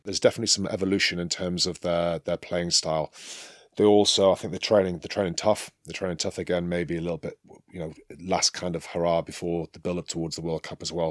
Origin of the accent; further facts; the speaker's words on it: England, United Kingdom; moved away as an adult; now in France; I'm an Englishman, I'm a proud Englishman